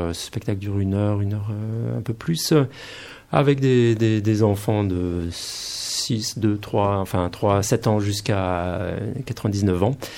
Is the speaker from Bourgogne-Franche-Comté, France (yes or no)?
no; Poitou, Nouvelle-Aquitaine, France; now in Paris, France; je suis originaire du Poitou